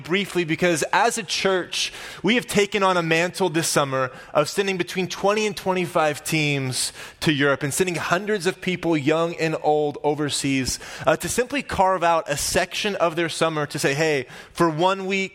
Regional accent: Oklahoma, United States; growing up in Oklahoma, I was the class president

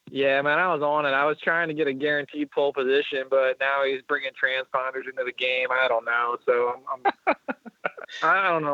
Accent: Lancaster, Pennsylvania, United States; technically Lancaster, Pennsylvania

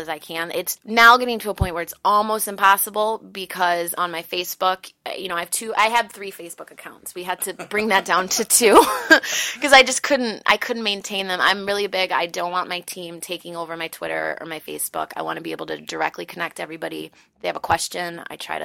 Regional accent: Chicago, Illinois, United States; also born or lived in Los Angeles; I was born in Chicago. I was born on the south side of Chicago. My parents moved to the north side. I went to FXW, St. Ignatius.

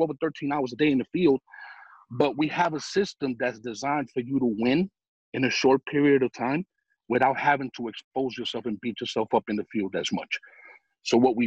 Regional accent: New York, United States; I'm some guy from New York

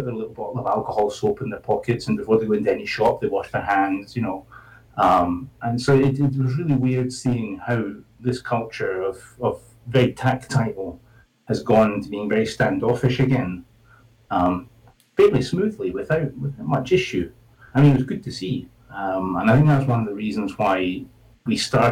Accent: Scotland, United Kingdom; moved away as an adult; now in Spain; I'm from Scotland.

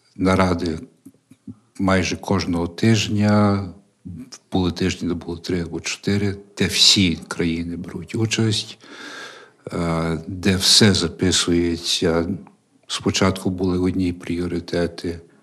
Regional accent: Canada; moved away as an adult; now in Ukraine; я канадець, тобто я моє виховання англійське

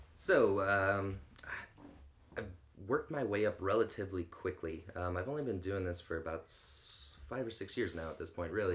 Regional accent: St. Clair, Missouri, United States; now in St. Louis, United States; grew up in St. Clair, Missouri

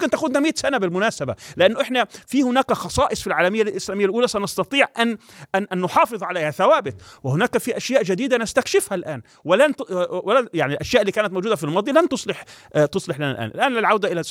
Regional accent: Palestine; يعني أنا كفلسطيني أو كشعب فلسطيني

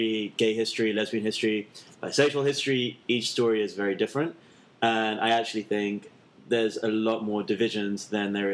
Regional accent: London, United Kingdom; moved away as an adult; now in New York, United States; So, I am from London, and I have been living in New York for the last year and a half.

